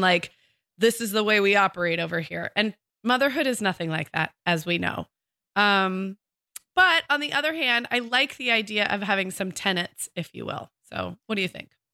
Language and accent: English; California, United States; also born or lived in Orange County / Santa Barbara; as a Californian